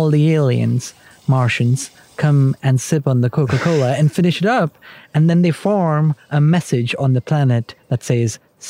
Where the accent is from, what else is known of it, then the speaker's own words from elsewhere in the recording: India; I grew up in India with a vegetarian diet for a very long time.